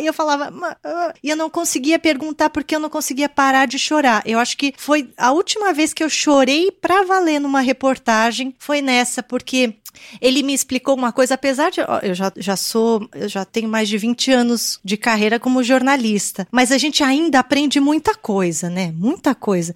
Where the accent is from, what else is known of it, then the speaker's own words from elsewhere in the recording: Brazil; also born or lived in Japan; Eu nasci aqui no Brasil. Meus pais são coreanos, nasceram na Coreia.